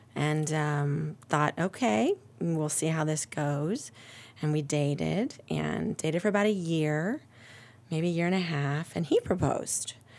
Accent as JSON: {"language": "English", "region": "Ohio", "country": "United States", "tie": "born or raised there", "said": "I am, uh, born and raised in Ohio"}